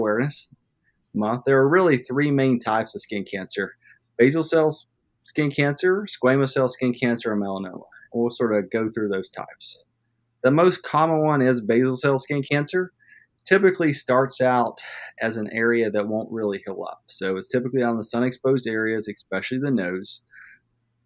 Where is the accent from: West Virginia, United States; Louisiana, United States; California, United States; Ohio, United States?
West Virginia, United States; Madison; also born or lived in Charleston, South Carolina; I grew up in West Virginia, actually in Madison, West Virginia, where I currently practice.